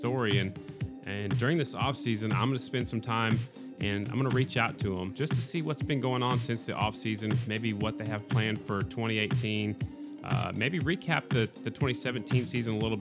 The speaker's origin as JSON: {"language": "English", "region": "South Dakota", "country": "United States", "tie": "born or raised there", "moved": "yes", "said": "I was born in South Dakota. I left there before I even started riding flat track"}